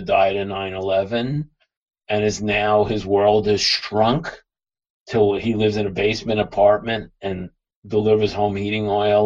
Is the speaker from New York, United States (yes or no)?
yes; New York City, New York, United States; now in Long Island, United States; I grew up in Brooklyn